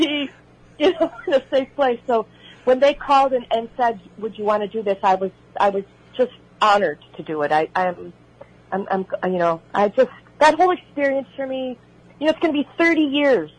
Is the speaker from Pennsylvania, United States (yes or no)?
no; Oak Park, Illinois, United States; accent: Chicago; moved away as an adult; also born or lived in Los Angeles; I grew up in Oak Park, Illinois, which is next door to Berwyn